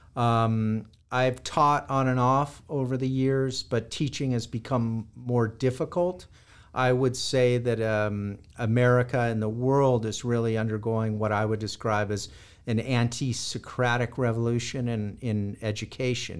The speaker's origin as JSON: {"language": "English", "town": "Los Angeles", "region": "California", "country": "United States", "tie": "born or raised there", "said": "I was born and raised in Los Angeles, California."}